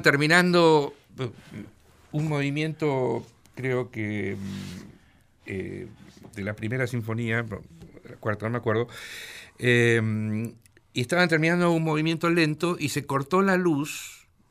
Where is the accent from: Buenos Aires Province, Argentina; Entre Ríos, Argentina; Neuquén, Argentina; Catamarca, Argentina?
Buenos Aires Province, Argentina; Mar del Plata; moved away as an adult; also born or lived in São Paulo; soy de Mar del Plata. Viví en Mar del Plata hasta los 19 años